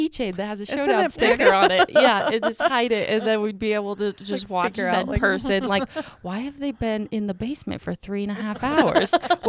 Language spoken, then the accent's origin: English; Helena, Montana, United States; I'm from Helena.